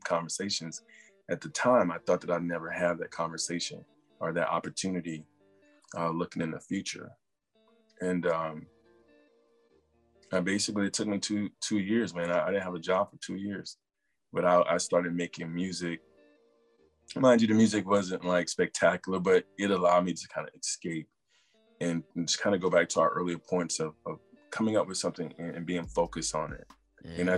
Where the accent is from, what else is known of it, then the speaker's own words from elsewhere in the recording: South Carolina, United States; moved away as an adult; also born or lived in San Diego / Los Angeles / Seattle / Detroit; now in Maryland, United States; I grew up in South Carolina